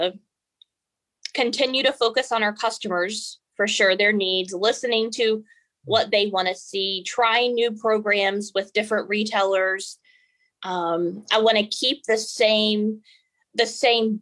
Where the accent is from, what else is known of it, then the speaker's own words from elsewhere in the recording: Montgomery, West Virginia, United States; I was born and raised in Montgomery, West Virginia